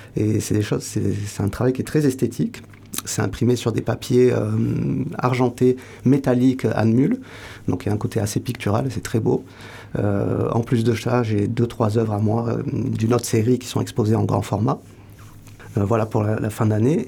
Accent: Pau, Nouvelle-Aquitaine, France; moved away as an adult; also born or lived in Toulouse; now in Hossegor, France; je suis né à Pau, pas loin d'ici. Ah oui euh, J'ai grandi à Pau

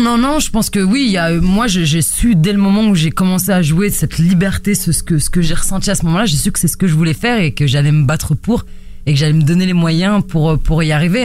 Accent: La Courneuve, Île-de-France, France; accent: accent de banlieue; je viens de la cité des 4000 à la Courneuve et du coup, on entend un petit peu mon, mon accent de banlieue

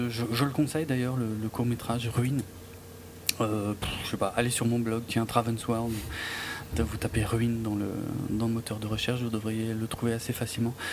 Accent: France; chez nous en France

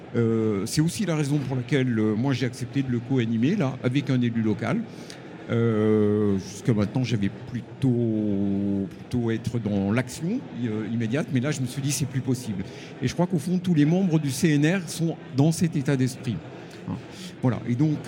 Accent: Chambéry, Auvergne-Rhône-Alpes, France; ma ville natale de Chambéry

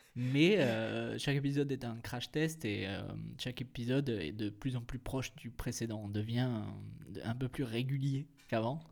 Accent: France; on est français

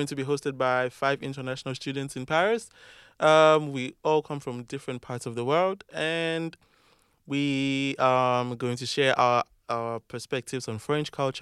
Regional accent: Ghana; now in France; I am from Ghana, and I am studying learning sciences

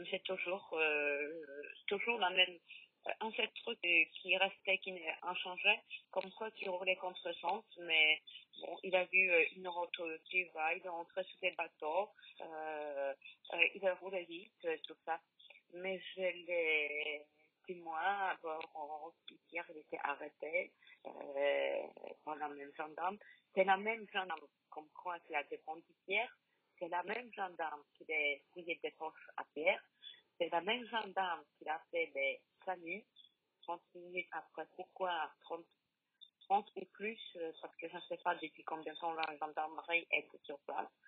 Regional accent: Poland; French is a second language; now in France; Je suis polonaise d'origine.

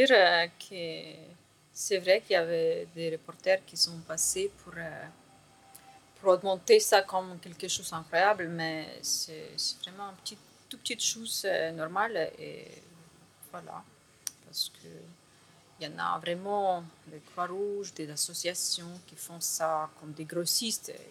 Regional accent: Lviv Oblast, Ukraine; French is a second language; now in France; C'est région de Lviv.

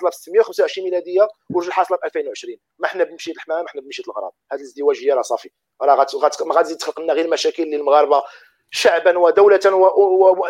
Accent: Morocco; حنا كنعرفوا حنا كمغاربه كممثل وكشخص على زعما المستوى الشخصي في المجتمع

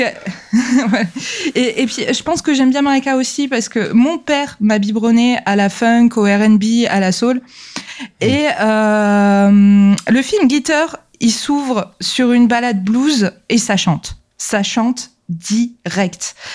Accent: France; chez nous en France

